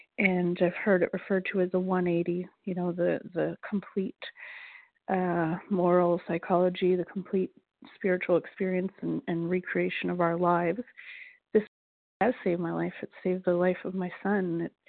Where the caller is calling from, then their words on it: Nova Scotia, Canada; Nova Scotia, Canada.